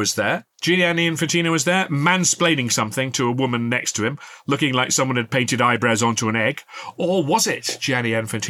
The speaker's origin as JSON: {"language": "English", "town": "Worksop", "region": "East Midlands", "country": "United Kingdom", "tie": "born or raised there", "said": "my hometown team, Works Uptown"}